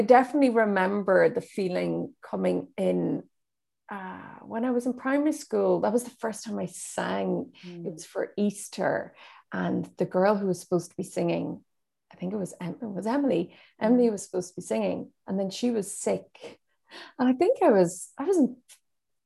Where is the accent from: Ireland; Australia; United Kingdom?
Ireland; Donegal, Ulster; I grew up in Donegal, where there were no theatres